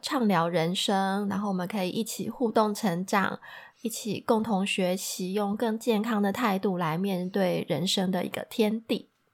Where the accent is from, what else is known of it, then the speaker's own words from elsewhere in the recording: Taiwan; moved away as an adult; 我也是土生土长的台湾人